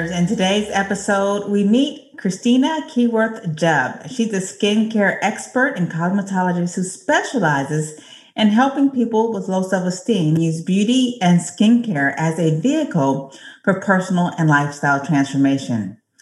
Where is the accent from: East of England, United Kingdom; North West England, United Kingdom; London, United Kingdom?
North West England, United Kingdom; Manchester; I'm from Manchester in the UK.